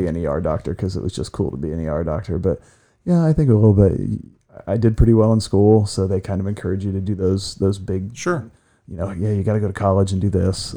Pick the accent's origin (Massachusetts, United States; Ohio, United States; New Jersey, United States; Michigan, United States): Ohio, United States; Ashland; also born or lived in Clyde, Ohio; I was born here in Ashland at Samaritan Hospital. Swore I'd never stay left for a while, got robbed by my neighbors on my first teaching job, and moved back home